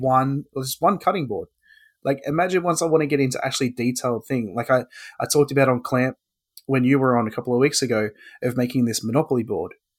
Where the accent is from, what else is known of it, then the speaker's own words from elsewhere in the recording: Australia; I am an Australian hobbyist woodworker